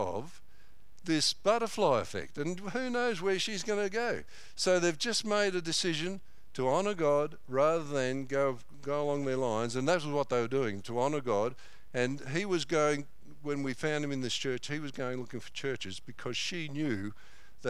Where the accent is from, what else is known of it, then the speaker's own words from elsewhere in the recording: Corryong, Victoria, Australia; now in Mount Clear, Australia; he was in our church in Corryong for a while